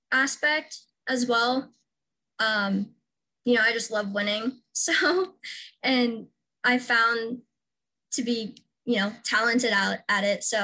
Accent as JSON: {"language": "English", "region": "Washington", "country": "United States", "tie": "born or raised there", "said": "I am from Washington State. I'm kind of from all over, um, but Washington is where I went to high school and lived the longest"}